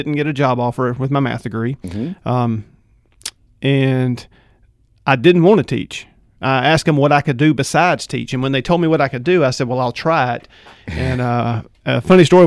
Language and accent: English; Mississippi, United States; also born or lived in Clarksdale, Mississippi / Hattiesburg, Mississippi / Summit, Mississippi; now in Oxford, United States; Mississippi boy pretty much my whole life. Lived, I think, just a few weeks in Alabama when my dad did a job over there once, but I was born in the Delta, Clarksdale, and have lived all around from Hattiesburg in South Mississippi, Summit for a few years